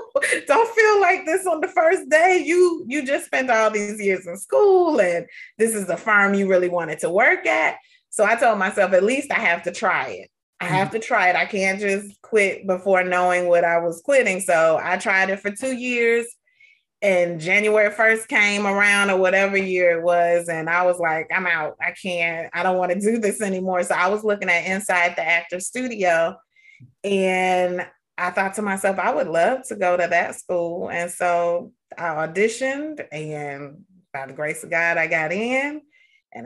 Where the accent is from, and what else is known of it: Atlanta, Georgia, United States